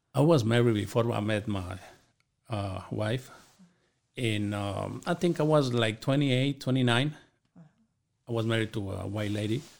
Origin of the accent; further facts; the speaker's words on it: Chihuahua, Mexico; moved away; I grew up in Chihuahua, Mexico, in a small community